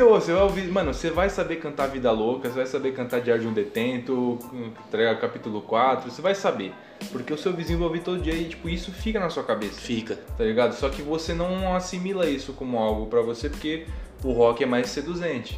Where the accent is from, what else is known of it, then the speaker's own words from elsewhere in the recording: São Paulo, Brazil; Eu era tratado como o cara daqui, do Perialto